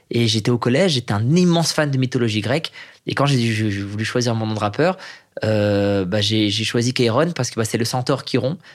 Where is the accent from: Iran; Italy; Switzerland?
Iran; Tout le monde sait que je suis iranien, c'est plaqué, c'est écrit, il y a un film dessus.